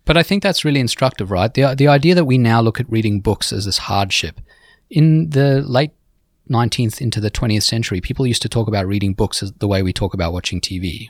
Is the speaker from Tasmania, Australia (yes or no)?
no; Sydney, New South Wales, Australia; now in New York City, United States; my hometown, Sydney